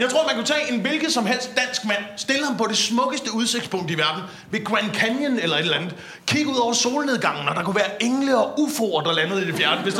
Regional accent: Slagelse, Zealand, Denmark; Ja, jeg er fra Slagelse.

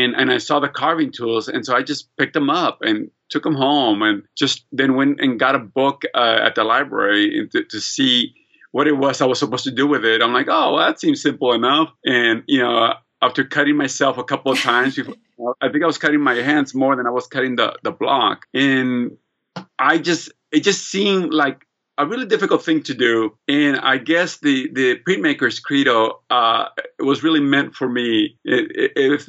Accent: United States; also born or lived in Long Beach / Los Angeles; I arrived to the United States in 1975 with my mother, sister, brother, and I, and I was 7 years old

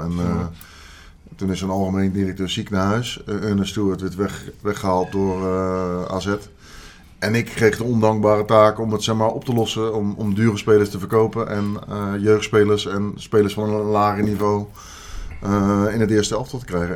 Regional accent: Leiden, South Holland, Netherlands; ik kom uit Leiden

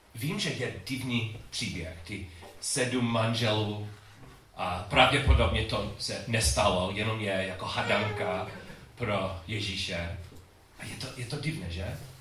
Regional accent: United States; Czech is a second language; moved away as an adult; also born or lived in Chicago; u nás v Americe

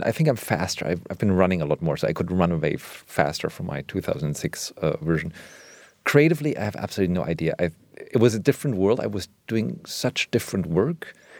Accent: Germany; English is a second language; not a friend, but it was just like something that's part of my cultural vernacular, even though I grew up in Germany.

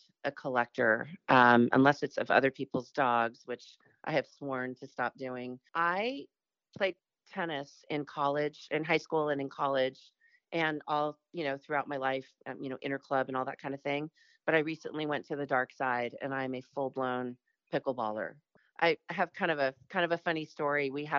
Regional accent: Santa Barbara, California, United States; I grew up in Hope Ranch, grew up and always tried to find a way to get back here.

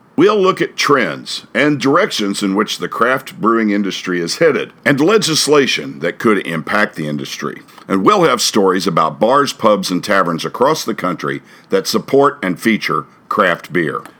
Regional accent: Hannibal, Missouri, United States; I grew up in Hannibal. We said Missouri when I was growing up.

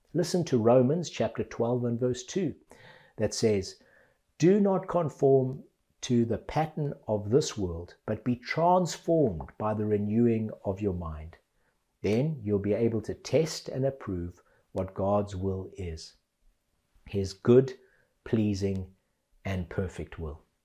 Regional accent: Zimbabwe; now in England, United Kingdom; I grew up in Zimbabwe

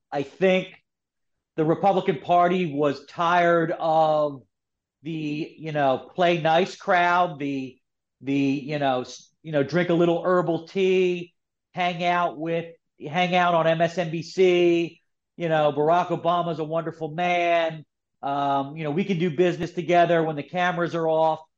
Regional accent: Philadelphia, Pennsylvania, United States; I'm from Philadelphia, so I grew up with Kobe

